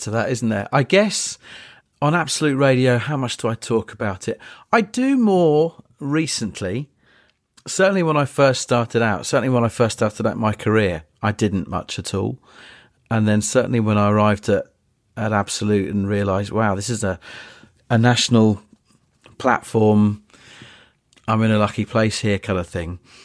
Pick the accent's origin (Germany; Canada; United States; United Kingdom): United Kingdom; Polegate, South East England; I grew up in Eastbourne, just outside Eastbourne, Polegate, a couple of stops down the line.